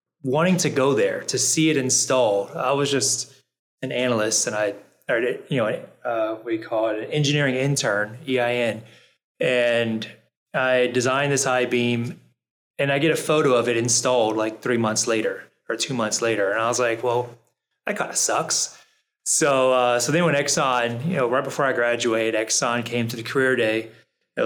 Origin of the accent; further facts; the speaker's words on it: New Orleans, Louisiana, United States; I'm from New Orleans